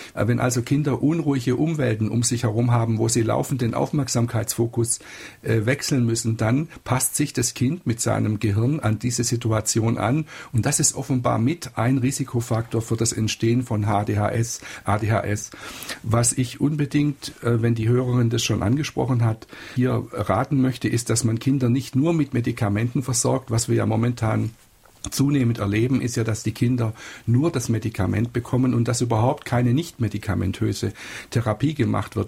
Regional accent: Freiburg im Breisgau, Baden-Württemberg, Germany; ich komme ja aus Freiburg im Breisgau

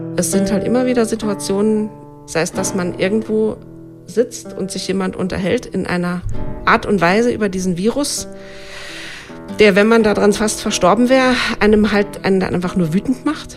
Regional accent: Germany; also born or lived in Saarland; bei uns in Deutschland

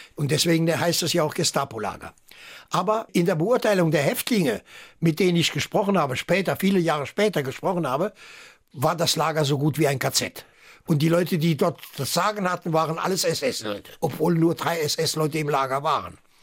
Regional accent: Saarland, Germany; first language French; also born or lived in Agen, France / Saarbrücken; ich bin Saarländer, ich bin Deutscher

